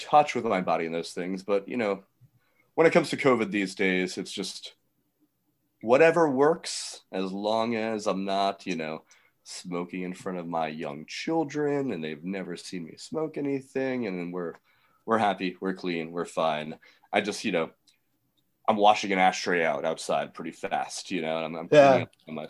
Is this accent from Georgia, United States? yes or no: yes; Atlanta, Georgia, United States; moved away as an adult; also born or lived in New York; I went to Manhattanville College in New York, and I was from Atlanta